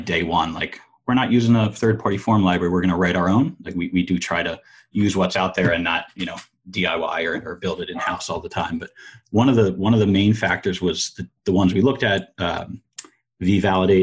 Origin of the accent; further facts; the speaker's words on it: Philadelphia, Pennsylvania, United States; I'm from Philadelphia